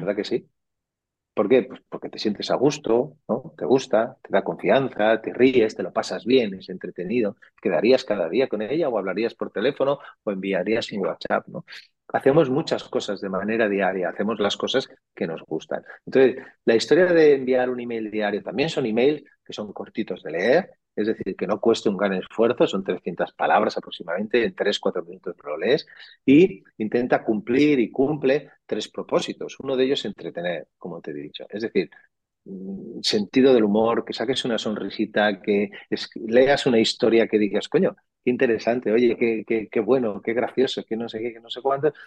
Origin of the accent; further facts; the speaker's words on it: Catalonia, Spain; Yo que soy catalán